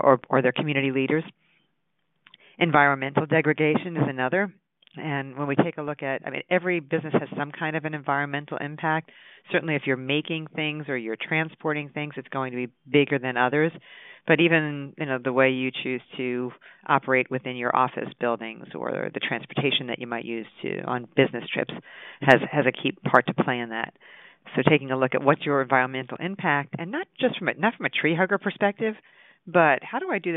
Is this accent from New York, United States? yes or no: yes; Long Island, New York, United States; moved away; I grew up on Long Island